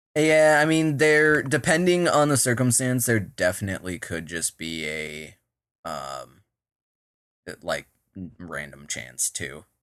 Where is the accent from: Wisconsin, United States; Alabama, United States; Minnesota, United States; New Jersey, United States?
Minnesota, United States; I'm from Minnesota, all right? If you couldn't tell by the way I just said Minnesota